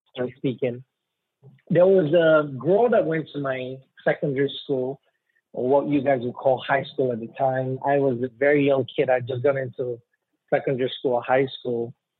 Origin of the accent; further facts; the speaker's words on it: Columbus, Ohio, United States; born there; So I was born in Columbus, Ohio.